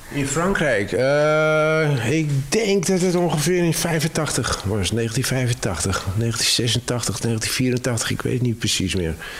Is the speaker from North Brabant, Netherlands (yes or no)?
no; Amsterdam, North Holland, Netherlands; moved away as an adult; also born or lived in Cévennes, France; now in France; Ik ben echt Amsterdammer. In Amsterdam geboren en getogen.